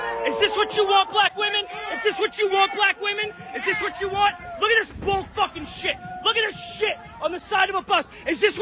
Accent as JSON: {"language": "English", "town": "Philadelphia", "region": "Pennsylvania", "country": "United States", "said": "I'm from Philly"}